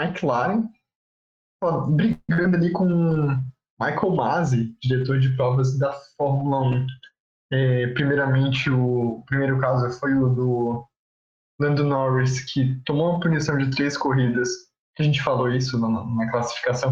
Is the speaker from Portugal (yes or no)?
no; Florianópolis, Santa Catarina, Brazil; a gente é de Floripa que chove bastante